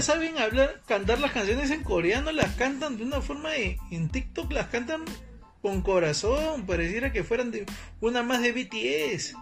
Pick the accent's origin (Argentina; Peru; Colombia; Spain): Peru